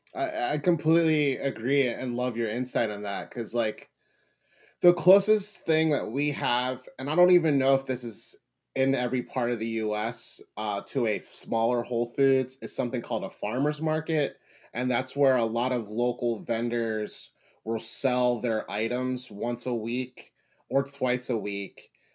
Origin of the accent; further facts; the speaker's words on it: Philadelphia, Pennsylvania, United States; growing up in Philadelphia in the U.S.